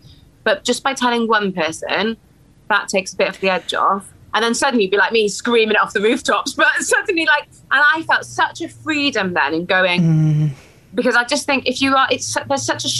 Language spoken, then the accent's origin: English; Wales, United Kingdom; because I'm Welsh, so